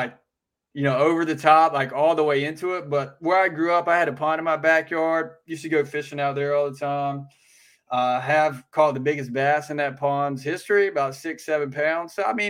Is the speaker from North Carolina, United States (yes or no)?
yes; North Carolina, United States; I grew up in North Carolina, small town in North Carolina.